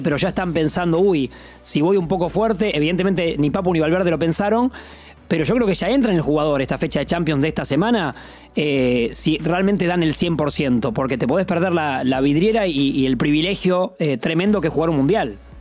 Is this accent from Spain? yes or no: no; Argentina; como argentinos